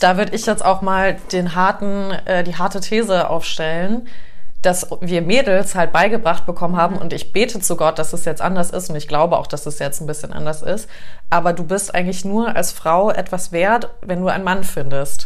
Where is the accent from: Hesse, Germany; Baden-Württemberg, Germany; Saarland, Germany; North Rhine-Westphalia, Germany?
Hesse, Germany; Taunus; now in Munich, Germany; wir sind auch irgendwo da im Taunus mit aufgewachsen.